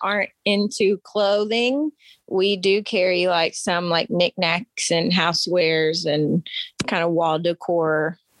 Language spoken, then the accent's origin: English; Maryville, Tennessee, United States; also born or lived in Louisiana; So Maryville. That's it. And I grew up in Maryville for like most of my childhood. But I was also born. I'm originally from Louisiana. I was born in Louisiana.